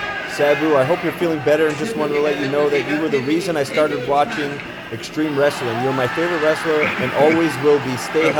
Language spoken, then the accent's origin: English; Manalapan, New Jersey, United States; I grew up in Manalapan.